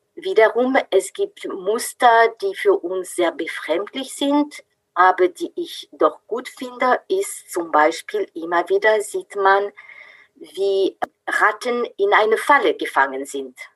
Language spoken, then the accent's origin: German; France; German is a second language; moved away as an adult; now in Freiburg, Germany; Ich bin Französin, bin aber schon seit äh, 35 Jahren in Deutschland zu Hause